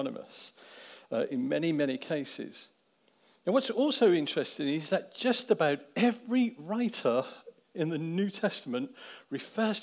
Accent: Daventry, East Midlands, United Kingdom; I grew up in Daventry. I grew up on the Southbrook estate. Actually, I was born in the house

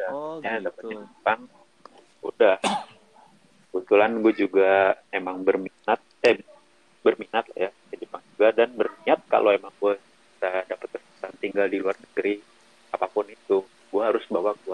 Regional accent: Jakarta, Indonesia; now in Tangerang Selatan, Indonesia; gue gue asal dari Jakarta sekarang tinggal di Tangerang Selatan

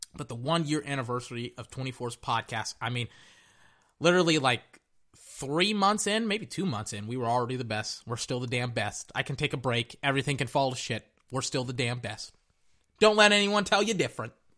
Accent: United States; I am an American

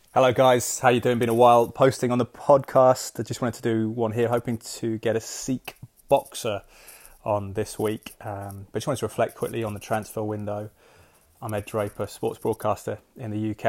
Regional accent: London, United Kingdom; I was born in East London

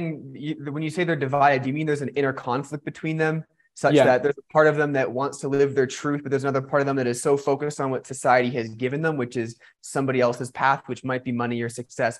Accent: Canada; born or raised there

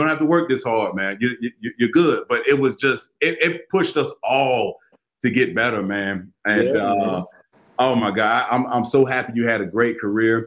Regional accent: Florida, United States; I grew up in Florida

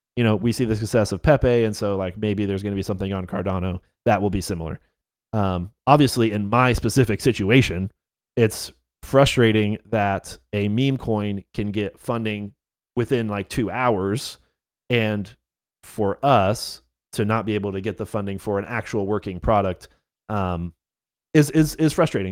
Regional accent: North Carolina, United States; yes, I am from North Carolina. I live in Raleigh

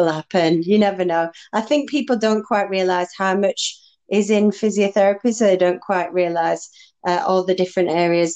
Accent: Solihull, West Midlands, United Kingdom; I am from Solihull in England

